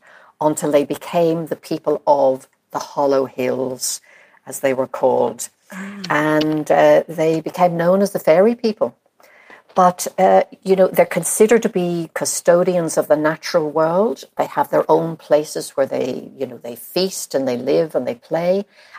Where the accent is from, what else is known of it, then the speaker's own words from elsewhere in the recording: Ireland; I was born in Ireland, as you know, and grew up there.